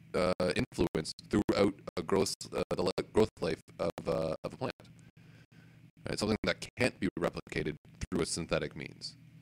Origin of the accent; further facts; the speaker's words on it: Elmwood, Ontario, Canada; I grew up in Elmwood.